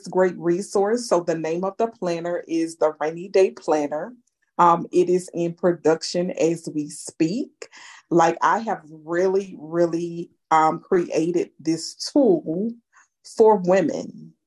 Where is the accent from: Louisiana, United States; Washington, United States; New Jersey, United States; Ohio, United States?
Louisiana, United States; Houma; I was born and raised in Houma, Louisiana, a small town in Louisiana